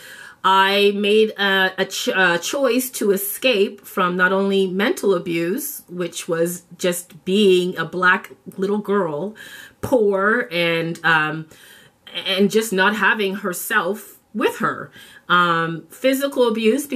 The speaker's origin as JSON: {"language": "English", "town": "Toronto", "region": "Ontario", "country": "Canada", "tie": "born or raised there", "also_born_or_lived": "Jamaica", "said": "I grew up in Toronto, Canada"}